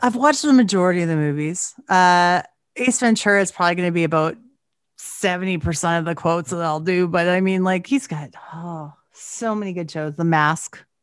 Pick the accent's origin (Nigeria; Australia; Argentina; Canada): Canada; I'm Canadian